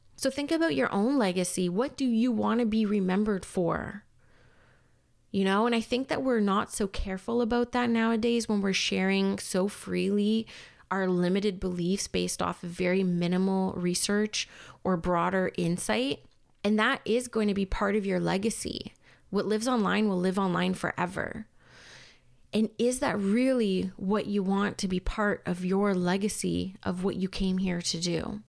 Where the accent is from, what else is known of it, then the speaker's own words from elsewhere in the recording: Canada; even though I'm Canadian and I was forced to learn French for, like, six years